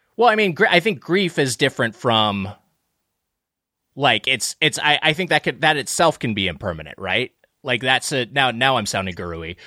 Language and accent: English; Lakewood, California, United States; I grew up in uh, in uh, Lakewood, California